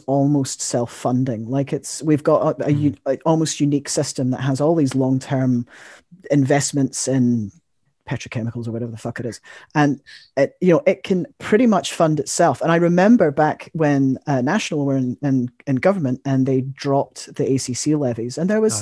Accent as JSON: {"language": "English", "region": "Scotland", "country": "United Kingdom", "moved": "yes", "lives_now": "New Zealand", "said": "I am Scottish"}